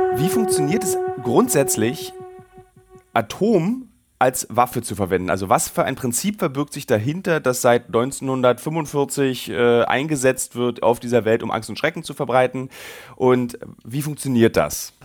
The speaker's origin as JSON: {"language": "German", "region": "Berlin", "country": "Germany", "said": "Ich als Berliner"}